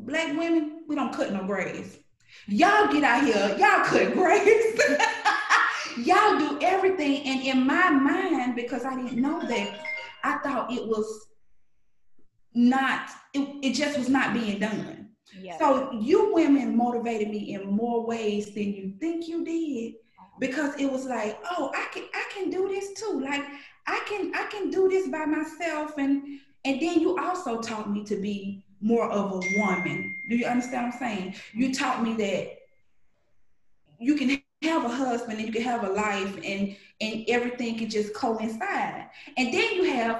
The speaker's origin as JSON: {"language": "English", "town": "Birmingham", "region": "Alabama", "country": "United States", "tie": "born or raised there", "also_born_or_lived": "Alexander City, Alabama", "said": "I grew up in Birmingham, Alabama, but I'm a country girl. I was born in Alexander City."}